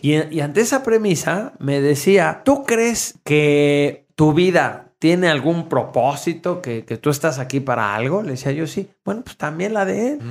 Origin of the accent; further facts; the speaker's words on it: Mexico; en México, que somos una cultura judio-cristiana